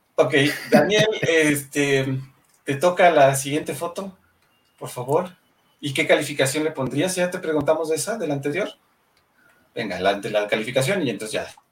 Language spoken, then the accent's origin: Spanish; Mexico; Somos mexicanos